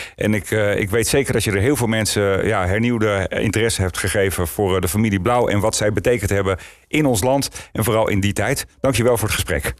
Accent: Netherlands

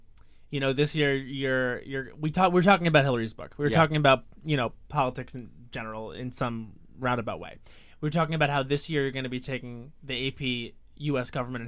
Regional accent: Long Island, New York, United States; I went to school on Long Island.

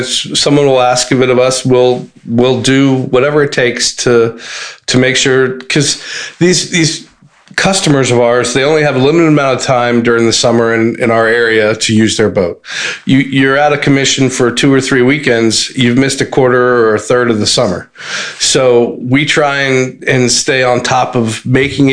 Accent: Montgomery County, Maryland, United States; I'm from Montgomery County

